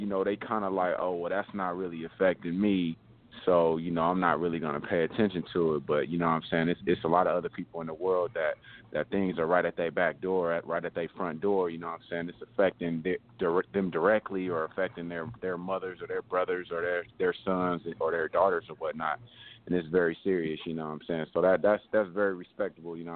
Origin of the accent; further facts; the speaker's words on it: Los Angeles, California, United States; Man, I'm calling from uh man, I'm from Leimert Park, man, you know what I'm saying? From Leimert